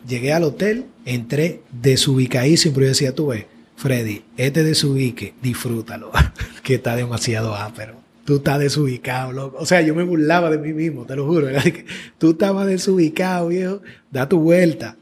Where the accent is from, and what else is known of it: Dominican Republic